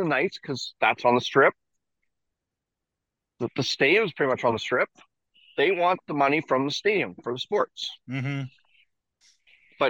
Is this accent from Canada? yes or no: yes; Canada; as a Canadian